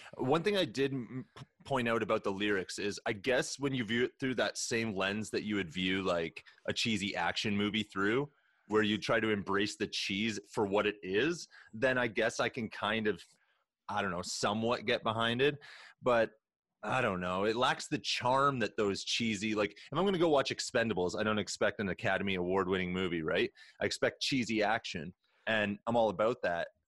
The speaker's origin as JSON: {"language": "English", "country": "Canada", "said": "we are Canadian legal cannabis smokers"}